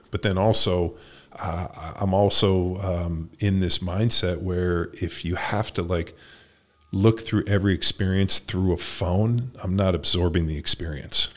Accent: California, United States; I grew up in California, went to Berkeley

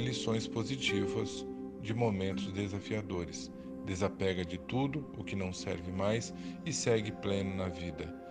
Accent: Brazil; Enquanto brasileiros, vivendo fisicamente nesse país

